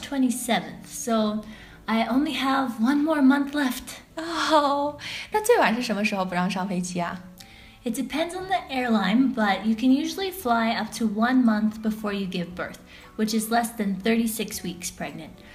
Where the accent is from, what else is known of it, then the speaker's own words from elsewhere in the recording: Ontario, Canada; moved away as an adult; now in Kunming, China; My family is from Ontario